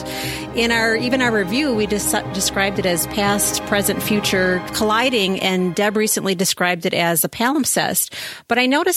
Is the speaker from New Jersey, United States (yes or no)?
no; Milwaukee, Wisconsin, United States; growing up in Milwaukee